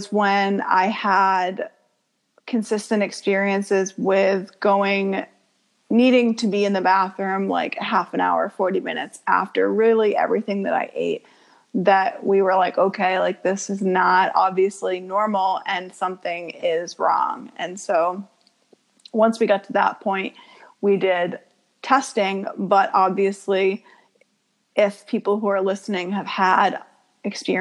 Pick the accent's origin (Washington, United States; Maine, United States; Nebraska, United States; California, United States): Maine, United States; Portland; So I was born in Portland, Maine, and I was raised about 20 minutes outside of Portland near a lake area. So I grew up there.